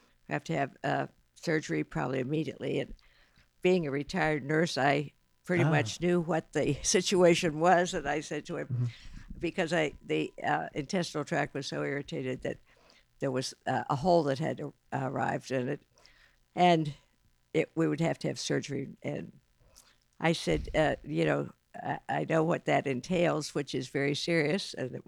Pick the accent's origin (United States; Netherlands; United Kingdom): United States; northwestern Pennsylvania; moved away as an adult; now in Westerville, United States; Originally from northwestern Pennsylvania. Really? Grew up on a farm there, yes.